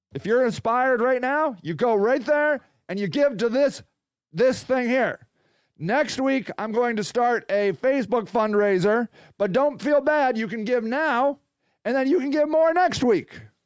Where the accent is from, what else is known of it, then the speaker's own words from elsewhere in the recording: United States; a proud American, which I am